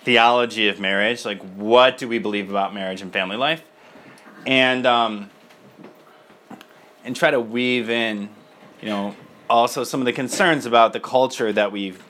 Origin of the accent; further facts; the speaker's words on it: Michigan, United States; moved away as an adult; I am from Michigan originally.